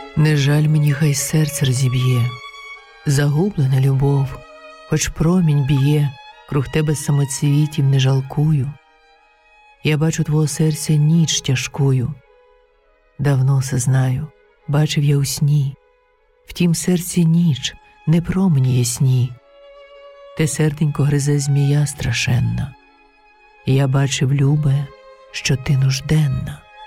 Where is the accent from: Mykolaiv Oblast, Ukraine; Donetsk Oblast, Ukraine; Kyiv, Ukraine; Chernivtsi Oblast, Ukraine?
Kyiv, Ukraine; moved away as an adult; now in Aarau, Switzerland; Я українка, киянка